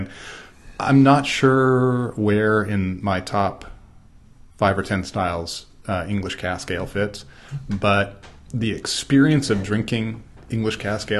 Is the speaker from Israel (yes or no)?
no; United States; Well, I'm an American